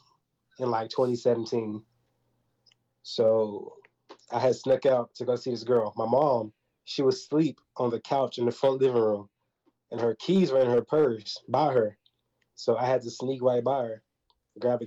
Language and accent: English; Texas, United States; I'm from Prairie, Texas